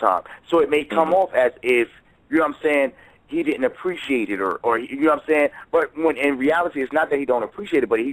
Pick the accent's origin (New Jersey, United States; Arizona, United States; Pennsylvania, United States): New Jersey, United States; I come from New Jersey, so I come from a different cup.